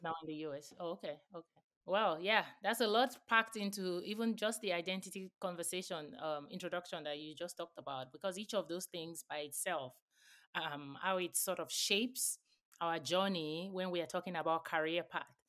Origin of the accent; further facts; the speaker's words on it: Nigeria; now in United States; where I grew up in Nigeria as well.